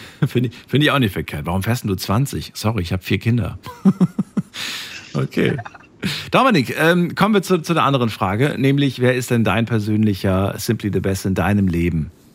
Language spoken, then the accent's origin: German; Germany; hier bei uns in Deutschland